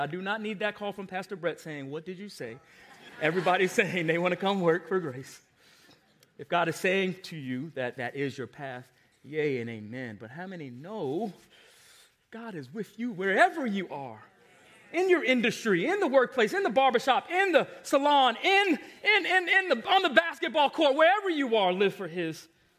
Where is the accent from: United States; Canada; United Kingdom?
United States; Long Island, New York; I want to go back to Long Island. I lost my accent. I don't even sound like I'm from New York anymore. Let me go get a taste of where I grew up.